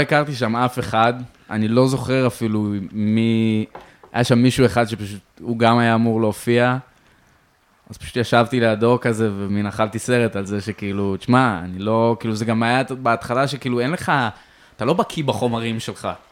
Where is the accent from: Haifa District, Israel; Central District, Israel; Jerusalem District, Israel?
Jerusalem District, Israel; Jerusalem; now in Tel Aviv, Israel; אני ירושלמי במקור